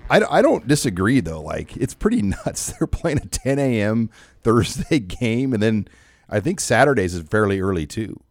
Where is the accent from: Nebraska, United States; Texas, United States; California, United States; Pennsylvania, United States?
Nebraska, United States; Omaha; I grew up in Omaha.